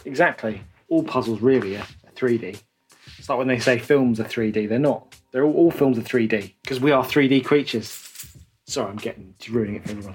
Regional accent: London, United Kingdom; moved away as an adult; now in Great Gonerby, United Kingdom; I'm a Londoner born and bred, but I've moved up here

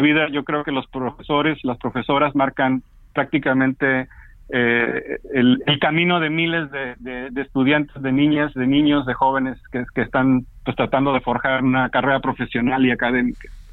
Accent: Papantla, Veracruz, Mexico; now in Mexico City, Mexico; soy de Papantla, Veracruz, eh, pero siempre con mucho cariño recordando a, no solamente a los familiares, sino a los amigos de la secundaria y de la preparatoria

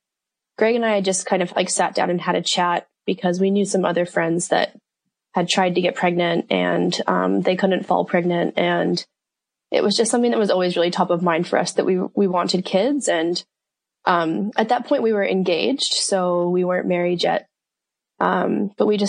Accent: Colorado, United States; moved away as an adult; also born or lived in Australia / Auckland, New Zealand; now in Mount Maunganui, New Zealand; I am originally from the States. So I'm from Colorado, and I moved to New Zealand

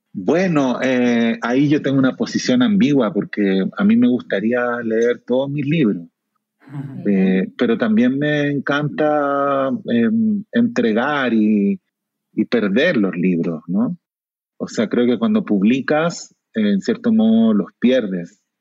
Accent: Chile; accent: Chilean Spanish; moved away as an adult; now in Mexico; cambiarse de acento del español de Chile al español de México, sin, sin perderlo

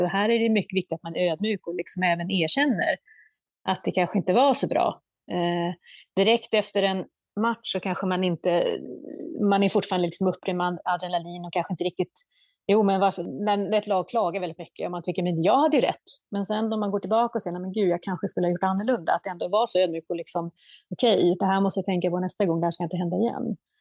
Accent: Södertälje, Stockholm County, Sweden; jag är ju född och uppvuxen i Södertälje, en basketstad

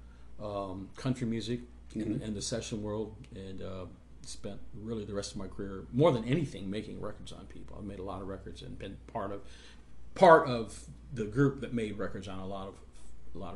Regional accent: Michigan, United States; moved away; also born or lived in Nashville; I grew up in Michigan

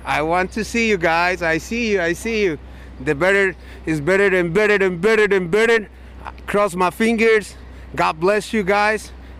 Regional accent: Panama; moved away; I'm from Panama.

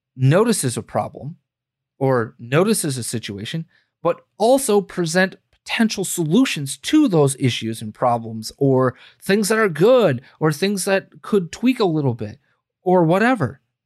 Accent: United States; we, as the American people

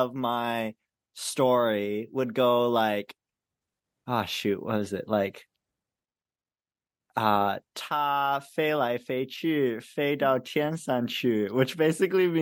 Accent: Chilliwack, British Columbia, Canada; growing up in Chilliwack, there was like zero other Asian

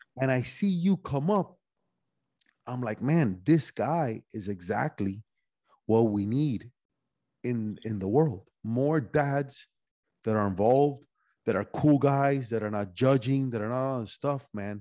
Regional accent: Miami, Florida, United States; also born or lived in Cuba / Spain / North Carolina / Los Angeles; I was born in Cuba, went to Spain for a little bit, back to Miami

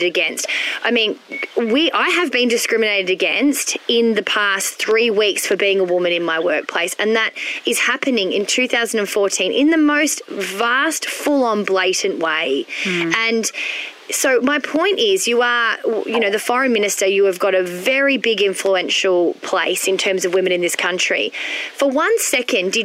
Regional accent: Melbourne, Victoria, Australia; I was born and bred in Melbourne

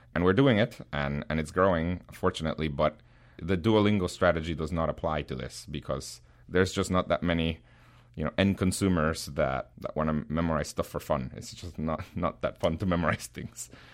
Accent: Guatemala; English is a second language; now in United States; I was born in Guatemala

